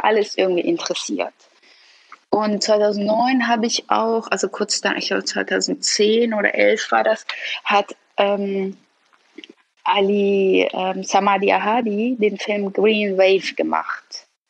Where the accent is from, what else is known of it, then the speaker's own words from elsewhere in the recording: Hamburg, Germany; also born or lived in Iran; es hier schon meine Heimat ist. Also ich habe Heimatsgefühle. Immer wenn ich aus Deutschland ausreise, Urlaub mache, wie auch immer und zurückkomme, habe ich das Gefühl, ich bin wieder zu Hause, insbesondere Hamburg.